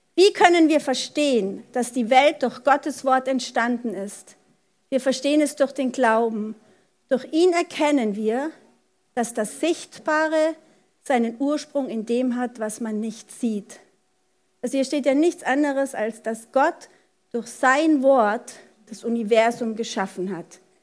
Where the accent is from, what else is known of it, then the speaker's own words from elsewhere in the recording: Germany; bei uns in Deutschland